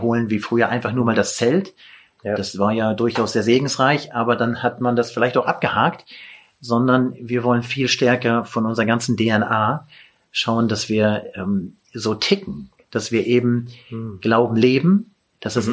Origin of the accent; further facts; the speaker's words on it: Lüneburg, Lower Saxony, Germany; ich komme aus Lüneburg und also vor den Toren Hamburgs